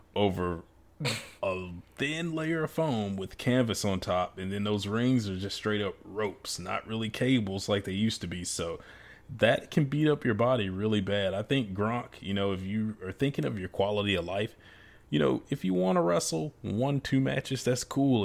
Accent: United States; now in Raleigh, United States; Memphis being close to my hometown

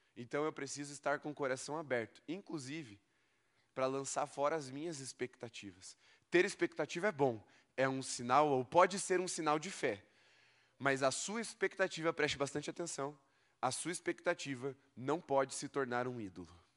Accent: Brazil; você tenha crescido no xaxim igual eu

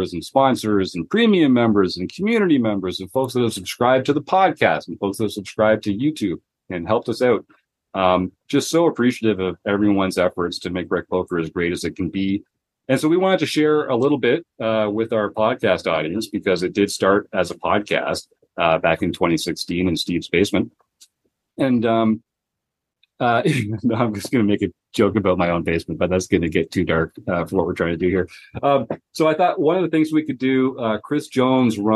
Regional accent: Canada; I'm from Canada

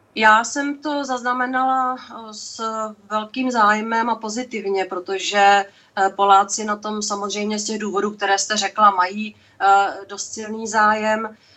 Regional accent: Czechia; jako Češka

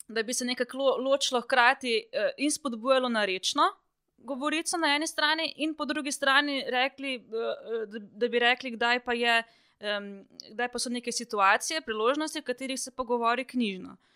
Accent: Črnomelj, Southeast Slovenia, Slovenia; sem iz Črnomla

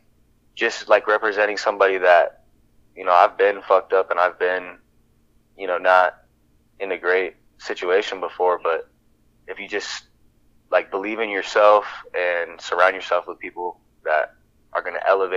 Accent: Iowa, United States; growing up in Iowa

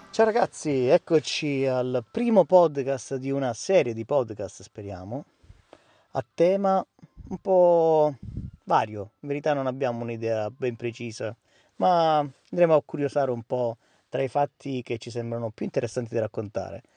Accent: Calabria, Italy

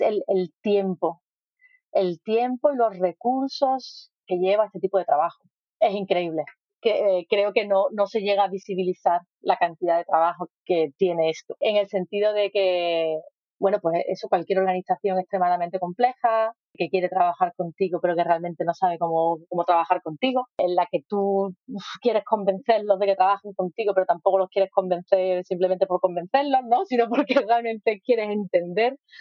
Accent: Spain; moved away; Yo soy de España

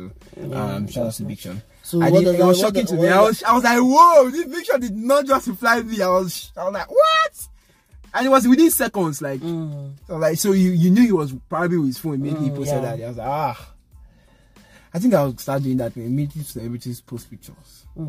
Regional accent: Nigeria; I told her I'm from Nigeria.

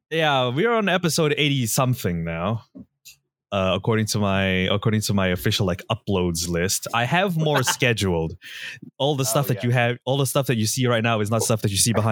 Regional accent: Oakland, California, United States; I'm from Oakland

